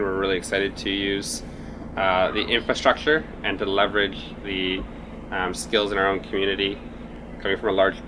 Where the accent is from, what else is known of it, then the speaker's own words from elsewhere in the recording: Beamsville, Ontario, Canada; I grew up in Beamsville, Ontario, so I was around the wine country and the vineyards